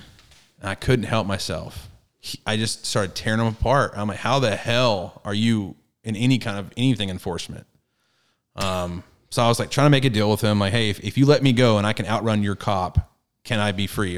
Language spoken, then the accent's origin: English; Garland, Texas, United States; also born or lived in Fort Hood, Texas / Rowlett, Texas / Forney, Texas; I grew up I grew up in Garland, in the hood of Garland, for the first eight years, and then moved to Rowlett, and then Forney